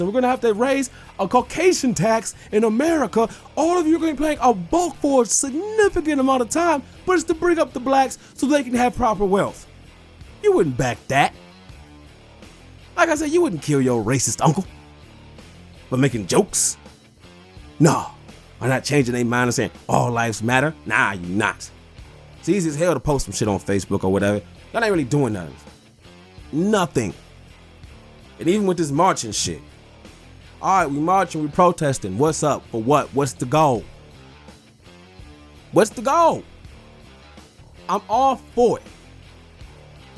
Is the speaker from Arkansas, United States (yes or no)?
no; Detroit, Michigan, United States; I'm from Detroit